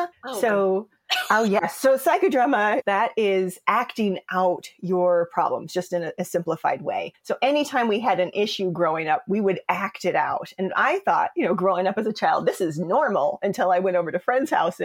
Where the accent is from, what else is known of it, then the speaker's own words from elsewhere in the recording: Des Moines, Iowa, United States; moved away as an adult; also born or lived in Chicago, Illinois; I'm a mixed girl from Des Moines, Iowa, that moved immediately to Chicago as soon as she possibly could after graduating high school. So I love growing up in Des Moines.